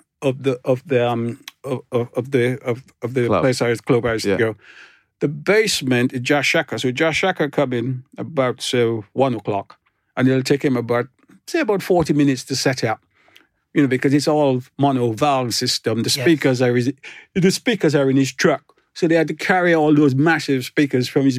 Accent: Grenada; also born or lived in London, United Kingdom; now in Cornwall, United Kingdom; I was born in Grenada, I wasn't born in Jamaica

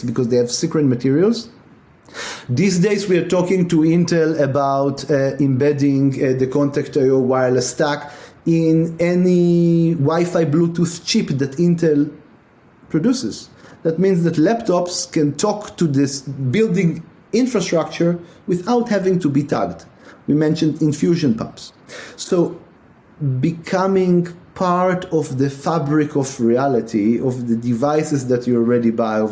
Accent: Tel Aviv, Tel Aviv District, Israel; moved away as an adult; also born or lived in Milan, Italy; now in United States; my parents come from Europe, but I grew up in Israel, in Tel Aviv

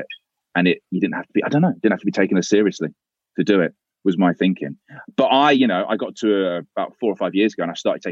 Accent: Leicester, East Midlands, United Kingdom; I grew up in Leicester

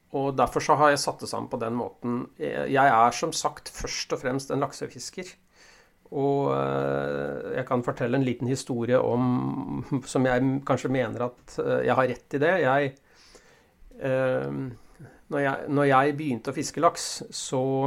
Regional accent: Ski, Akershus, Norway; moved away; jeg kom jo fra Oslo-området, fra Ski nærmere bestemt

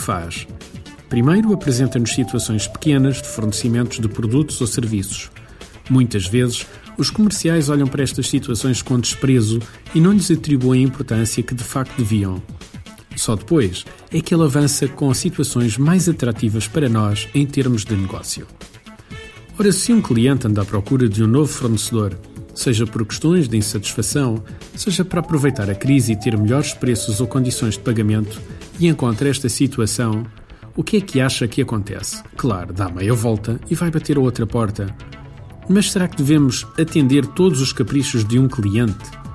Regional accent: Beira Alta, Portugal; Aqui na minha terra, na Beira Alta, é bastante frequente

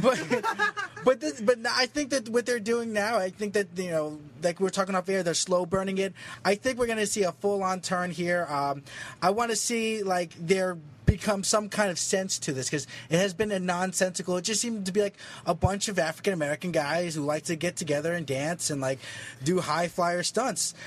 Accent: Philippines; I'm Filipino

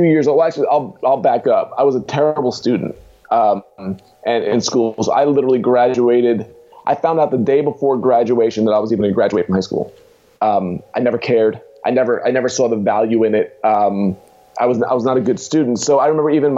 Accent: Long Island, New York, United States; moved away as an adult; also born or lived in Queens, New York / Indiana; now in Pittsburgh, United States; moved out to Long Island, New York, as a kid

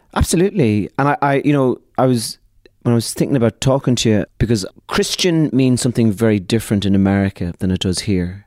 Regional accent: Ireland; We are a people, the Irish

